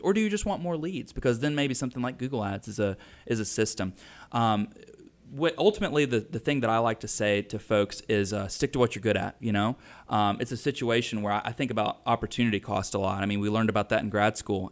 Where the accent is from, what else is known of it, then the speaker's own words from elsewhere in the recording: Mooresville, United States; I'm from Mooresville